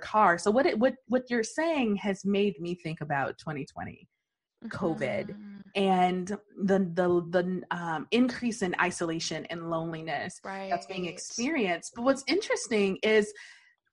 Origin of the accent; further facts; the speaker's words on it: Detroit, Michigan, United States; growing up in Detroit